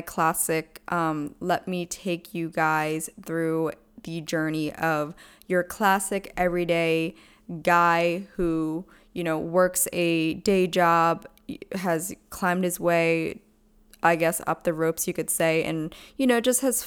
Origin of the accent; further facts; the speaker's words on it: Pennsylvania, United States; I'm actually from Pennsylvania